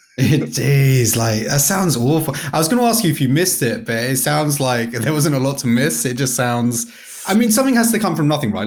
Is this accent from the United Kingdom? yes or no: yes; United Kingdom; I'm British